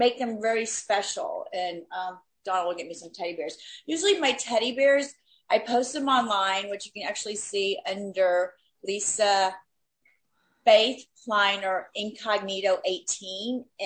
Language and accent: English; Miami, Florida, United States; moved away as an adult; now in Los Angeles, United States; I had a friend that I grew up with in Miami, our kids grew up together. We moved out to LA at the same time